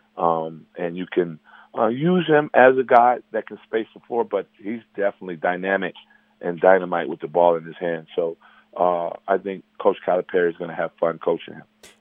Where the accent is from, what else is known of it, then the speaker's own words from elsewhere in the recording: Chicago, Illinois, United States; I'm from Chicago